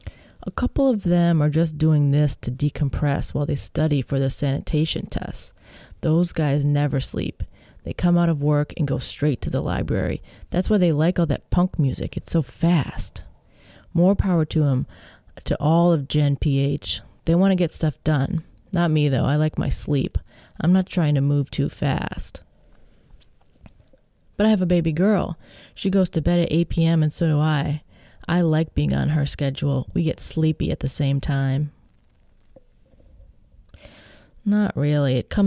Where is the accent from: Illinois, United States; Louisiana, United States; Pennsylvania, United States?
Illinois, United States; I grew up near Chicago, not in Lincoln Park, of course. It was different then.